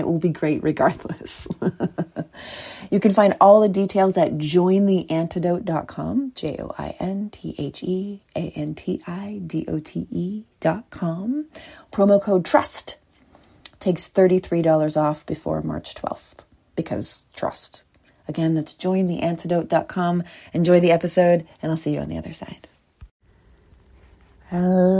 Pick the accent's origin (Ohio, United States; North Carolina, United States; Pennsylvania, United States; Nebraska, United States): Pennsylvania, United States; Philadelphia; I'm from Philly.